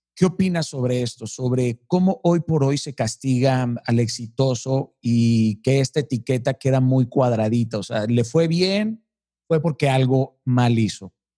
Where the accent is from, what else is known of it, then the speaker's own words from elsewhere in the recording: Mazatlán, Sinaloa, Mexico; Yo soy de Mazatlán